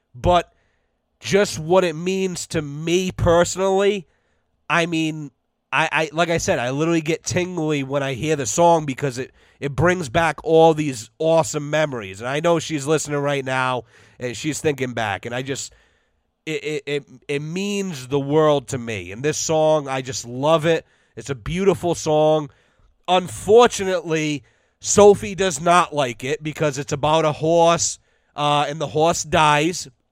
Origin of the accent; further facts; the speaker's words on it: United States; as an American citizen